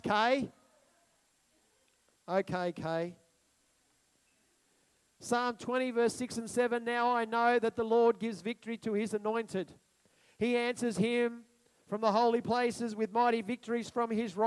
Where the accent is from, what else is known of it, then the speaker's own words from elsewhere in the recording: Australia; I'm an Australian.